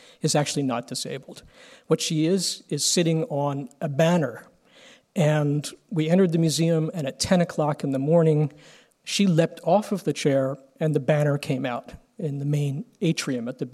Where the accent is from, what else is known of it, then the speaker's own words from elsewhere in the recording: United States; As an Irish-American